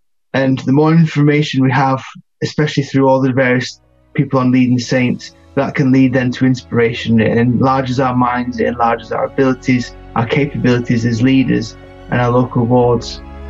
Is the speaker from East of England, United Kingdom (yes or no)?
no; Northwich, North West England, United Kingdom; I'm from Northwich in the UK.